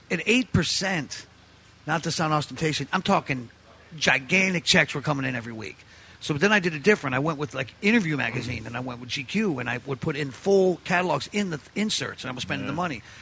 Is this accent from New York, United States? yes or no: yes; New York, United States; I mean, we're Italians from New York